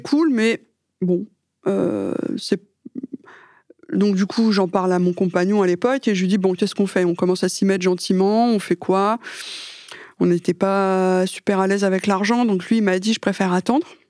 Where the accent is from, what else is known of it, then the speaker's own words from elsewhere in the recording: France; je suis française